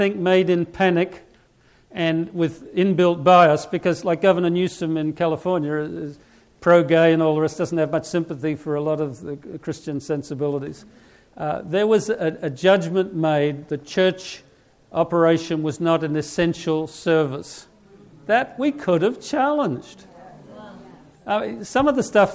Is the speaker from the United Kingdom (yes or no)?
no; Australia; moved away; I'm from Australia